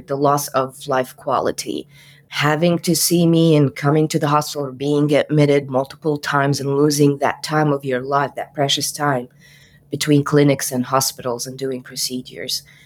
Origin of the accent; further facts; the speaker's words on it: Cairo, Cairo Governorate, Egypt; moved away; I am from Cairo, Egypt